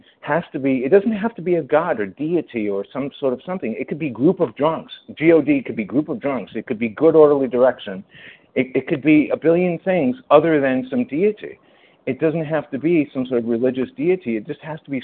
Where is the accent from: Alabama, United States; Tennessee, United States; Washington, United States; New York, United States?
New York, United States; I'm a New Yorker